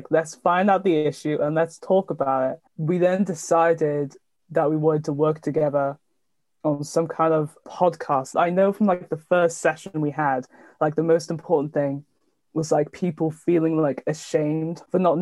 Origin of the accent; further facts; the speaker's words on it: Cardiff, Wales, United Kingdom; I'm 19 and I'm from Cardiff.